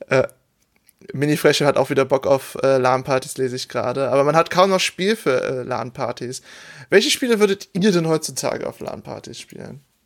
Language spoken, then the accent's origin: German; Oberbergisches Land, North Rhine-Westphalia, Germany; ich komme aus dem Oberbergischen, das ist alles sehr bergig